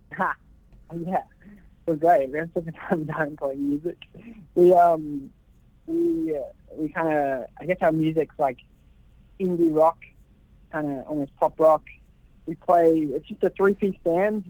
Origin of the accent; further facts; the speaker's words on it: Australia; moved away; I've always wanted to work back home. Um, you know, being Australian